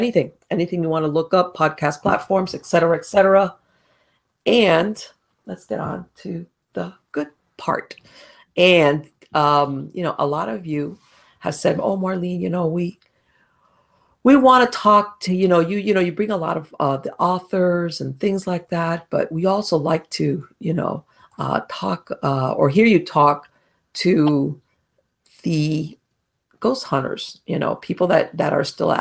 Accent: Miami, Florida, United States; moved away as an adult; now in North Florida, United States; I was born and raised in Miami, and I moved up to North Florida like a year ago

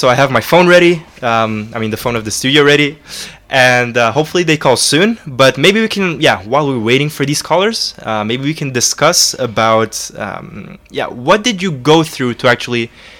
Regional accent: Romania; now in Belgium; I come from Romania and I'm used to temperatures like -15, -20, like every single year

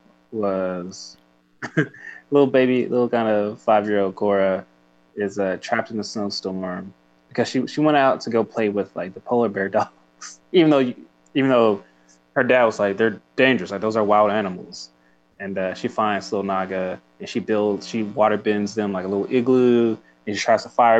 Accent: Tulsa, Oklahoma, United States; I'm from Tulsa.

